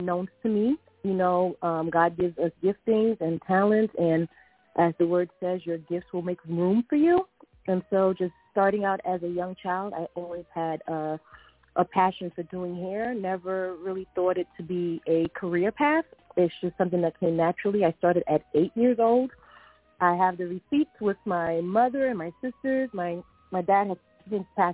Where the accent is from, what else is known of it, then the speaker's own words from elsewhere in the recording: New York, United States; moved away as an adult; also born or lived in Philadelphia; I was the girl from New York